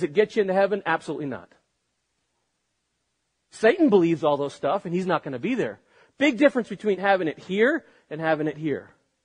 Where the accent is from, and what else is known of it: United States